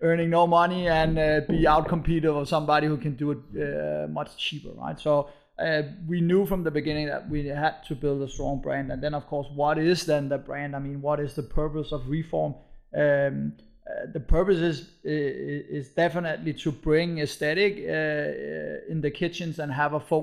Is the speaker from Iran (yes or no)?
no; Copenhagen, Capital Region of Denmark, Denmark; moved away as an adult; now in Berlin, Germany; we found the company in Copenhagen, and we are from Copenhagen, and we have, you know, Danish roots